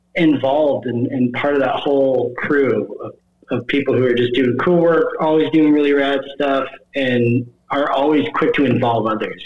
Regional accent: the Midwest, Iowa hometown bordering South Dakota, United States; growing up in the Midwest

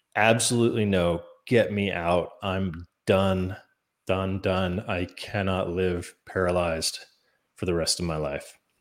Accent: Maine, United States; growing up in Maine

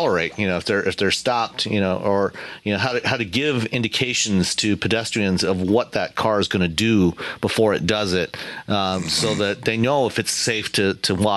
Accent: Canada; growing up in Canada

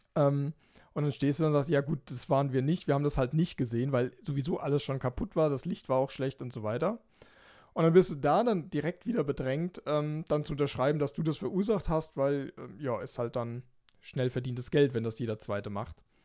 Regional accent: Germany; als Deutscher

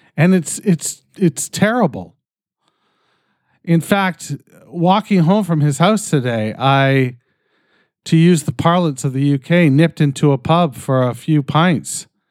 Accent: Canada; I'm fucking Canadian

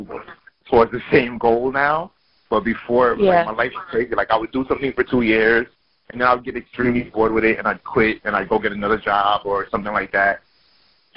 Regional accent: New York City, New York, United States; I'm from Brooklyn

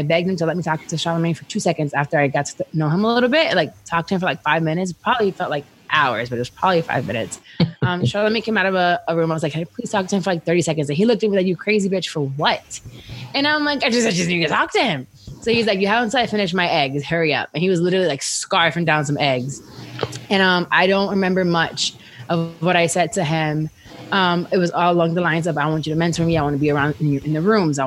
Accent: Orlando, Florida, United States; I'm from Orlando

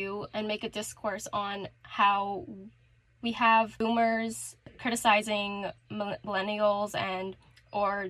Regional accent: Toronto, Ontario, Canada; I'm Canadian. I'm from Toronto, the very overrated city

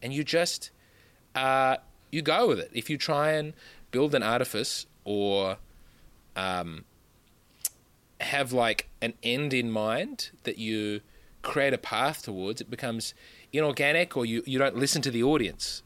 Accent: Australia; also born or lived in Adelaide / Sydney; I'm from Australia.

